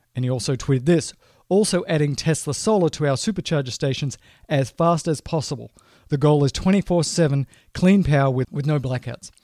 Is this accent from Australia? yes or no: yes; Australia; moved away as an adult; now in United States; I'm Australian by birth and, you know, grew up there and went to school there